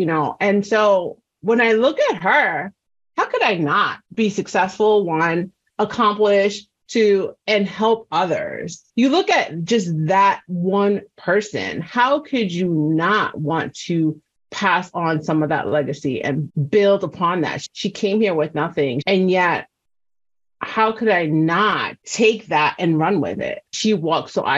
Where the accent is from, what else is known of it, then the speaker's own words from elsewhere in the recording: New York City, New York, United States; I'm from New York City, before Google Maps.